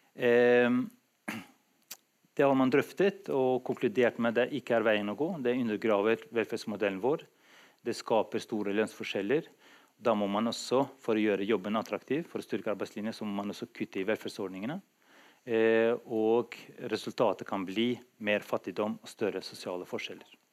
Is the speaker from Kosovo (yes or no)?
yes; Kosovo; now in Drammen, Norway; nå har jeg vært i Norge lengre enn i mitt tidligere hjemland, Kosovo